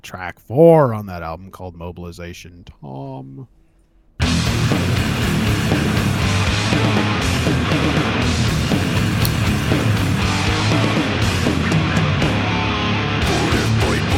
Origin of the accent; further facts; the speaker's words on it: California, United States; moved away; I'm from California